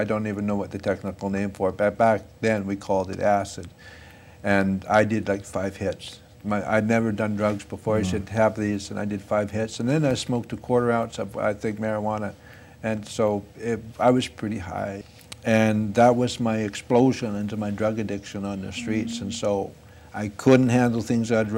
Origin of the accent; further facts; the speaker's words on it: Fort St. John, British Columbia, Canada; my hometown, Fort St. John